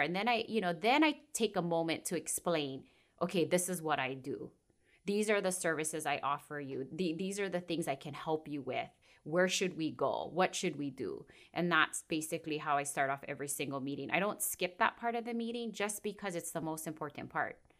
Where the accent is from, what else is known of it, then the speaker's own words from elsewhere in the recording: Kauai, Hawaii, United States; it's not very unique on this island, but I'm born and raised here.